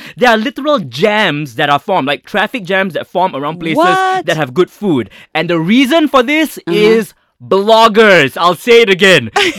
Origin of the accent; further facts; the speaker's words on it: Penang, Malaysia; moved away; my hometown of Penang, because I love Penang